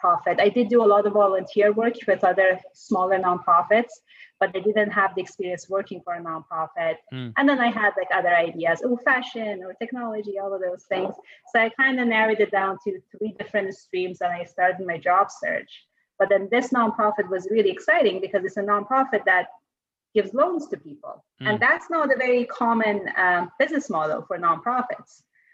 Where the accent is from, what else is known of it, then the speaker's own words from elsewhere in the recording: Tehran, Tehran Province, Iran; English is a second language; moved away as an adult; now in Canada; I grew up in Iran, in Tehran, which is the capital city of Iran